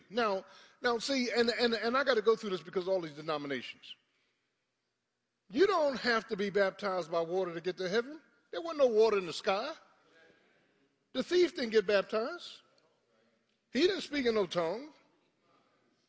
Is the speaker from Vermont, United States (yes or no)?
no; Philadelphia, Pennsylvania, United States; I grew up in South Philly